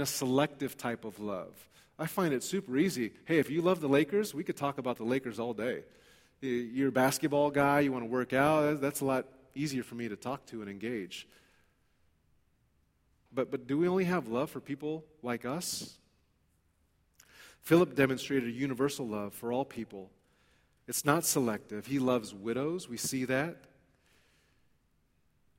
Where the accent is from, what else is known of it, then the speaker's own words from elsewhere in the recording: Los Angeles, California, United States; I grew up in East L.A. There's not a whole lot of Sikhs that I'm aware of in East Los Angeles.